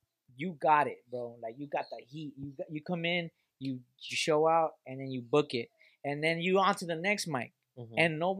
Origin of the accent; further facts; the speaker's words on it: Vietnam; Fool, I'm from Vietnam, bitch.